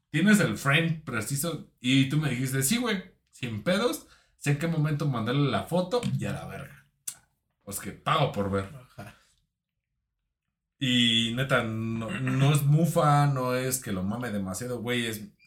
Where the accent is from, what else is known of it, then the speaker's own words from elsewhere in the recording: Mexico; Yo soy de Face, yo soy de México